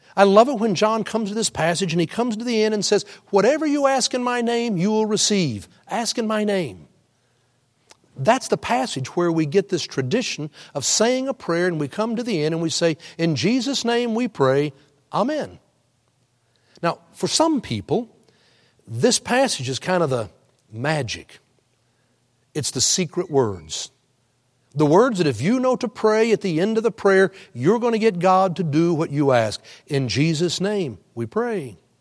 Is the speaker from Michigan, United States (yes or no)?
no; Houston, Texas, United States; I grew up in Houston, cheered for the Oilers